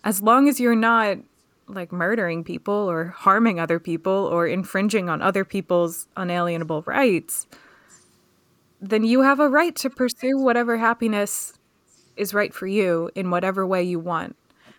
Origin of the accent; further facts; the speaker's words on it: Pennsylvania, United States; And where I grew up just outside of Philadelphia was not like that oppressive if you didn't fit that family dynamic, but it was a shock.